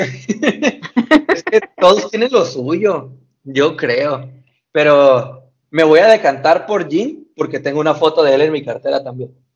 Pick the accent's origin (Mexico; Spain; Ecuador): Mexico; soy de México